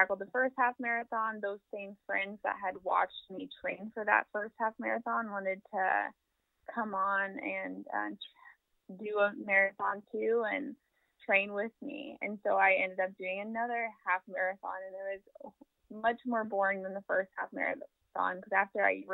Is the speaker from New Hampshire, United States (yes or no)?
no; Kansas City, Missouri, United States; I am born and raised in Kansas City, Missouri, actually the south side of Kansas City